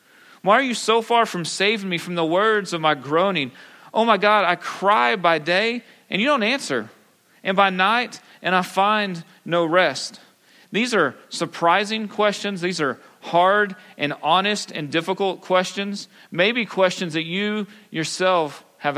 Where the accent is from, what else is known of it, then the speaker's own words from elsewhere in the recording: Pampa, Texas, United States; I grew up in Pampa. I'm a good West Texas boy